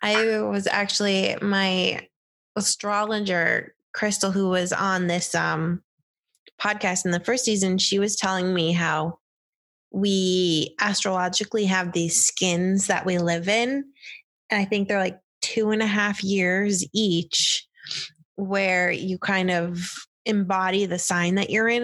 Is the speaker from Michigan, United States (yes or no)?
no; upstate New York, United States; I grew up in the tri, well, yeah, tri-ish state area, upstate New York